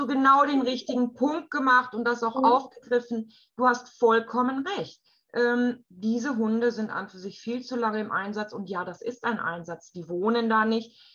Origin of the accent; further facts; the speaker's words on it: Germany; bei uns in Deutschland